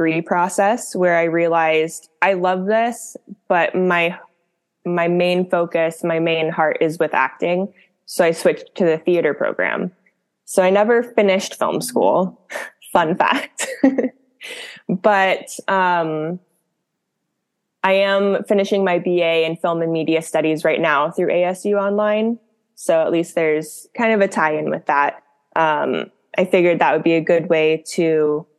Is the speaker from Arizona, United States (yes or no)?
yes; Scottsdale, Arizona, United States; now in Los Angeles, United States; I grew up in Scottsdale, Arizona